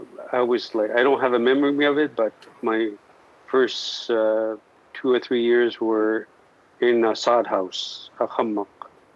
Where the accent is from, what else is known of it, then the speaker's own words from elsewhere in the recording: Pangnirtung, Nunavut, Canada; first language Inuktitut; English is a second language; I was born and raised in Penuktuk on the southeastern portion of Baffin Island.